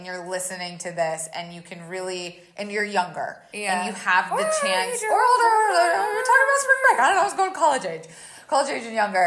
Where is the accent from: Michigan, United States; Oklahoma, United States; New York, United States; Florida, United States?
Florida, United States; I grew up in Florida